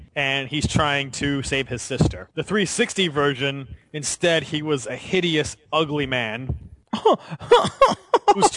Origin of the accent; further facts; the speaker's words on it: United States; being an American